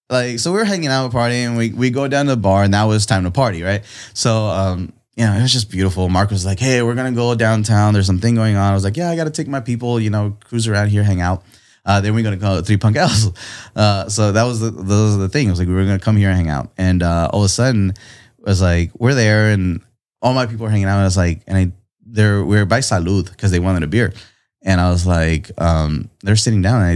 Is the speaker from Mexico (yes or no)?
yes; Tijuana, Baja California, Mexico; born there; My family's from here. I was born in Tijuana. We crossed the border every day at three in the morning to go to this ghetto ass school